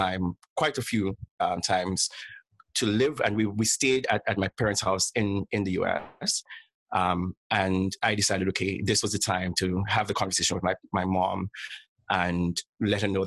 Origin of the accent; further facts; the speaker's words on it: St. Lucia; moved away as an adult; now in Toronto, Canada; I'm originally from St. Lucia, but currently live in Toronto